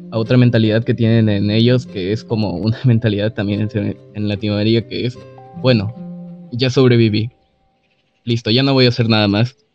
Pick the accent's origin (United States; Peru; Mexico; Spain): Peru; soy de Perú, en el cual cada presidente se pueden dar unos golpes de estado a cada rato y normal, la verdad.